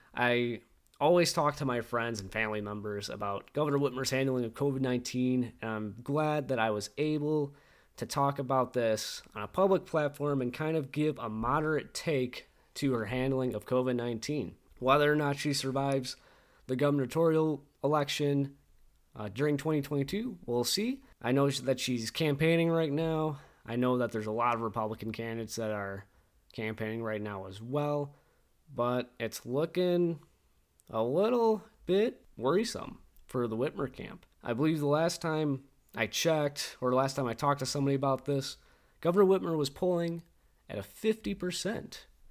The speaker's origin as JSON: {"language": "English", "region": "Michigan", "country": "United States", "said": "As Michiganders, as American people"}